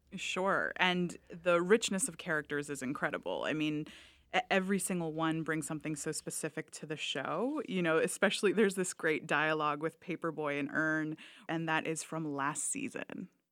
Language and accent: English; Florida, United States; I am from Florida